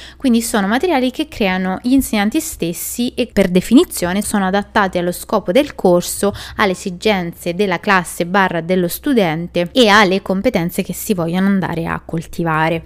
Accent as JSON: {"language": "Italian", "country": "Italy", "said": "noi italiani"}